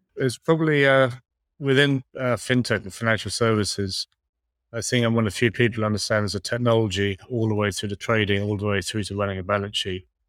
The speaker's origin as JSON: {"language": "English", "country": "Ireland", "said": "I'm, I'm Irish"}